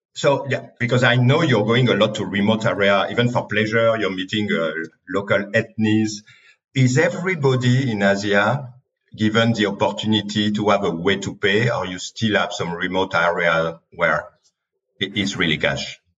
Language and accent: English; France; accent: French; English is a second language; my French accent.